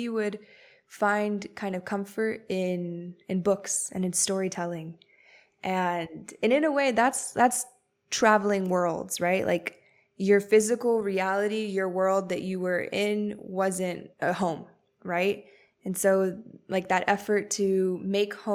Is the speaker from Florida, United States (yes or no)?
yes; Miami, Florida, United States; I grew up in Miami